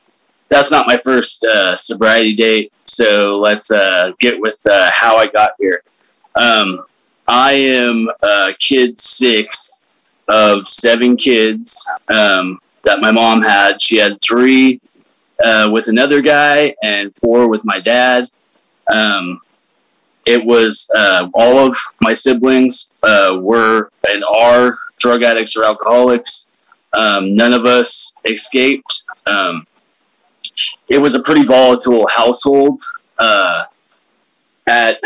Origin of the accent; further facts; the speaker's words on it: Willows, California, United States; also born or lived in Salt Lake City, Utah; Willows is where I'm from, is where I grew up